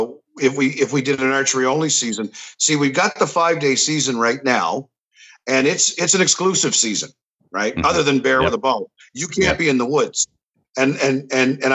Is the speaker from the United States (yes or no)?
no; Miramichi, New Brunswick, Canada; also born or lived in Albert County, New Brunswick; I'm in Albert County, but I grew up in Miramichi.